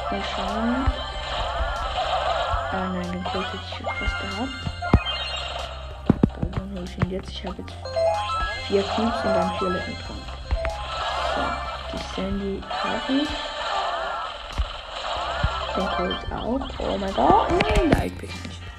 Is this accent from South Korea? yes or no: no; Switzerland; Ja, weil das Leben, weil ich aus der Schweiz komme.